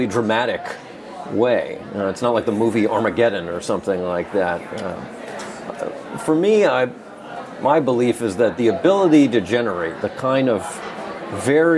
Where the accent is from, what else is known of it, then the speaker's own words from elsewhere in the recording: Southern California, United States; growing up in Southern California